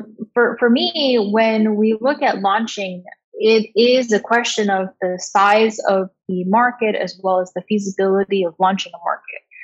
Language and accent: English; Washington, United States; moved away; also born or lived in Beijing, China; When I was a kid growing up, I grew up in Washington State.